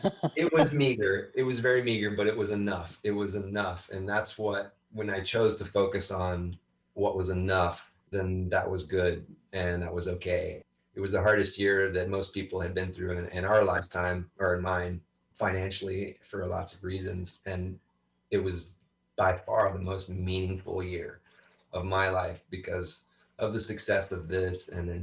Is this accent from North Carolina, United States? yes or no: yes; North Carolina, United States; born there; moved away; I don't know. I was born in North Carolina. I wasn't there very long. This has been the longest I've lived and stayed in one spot.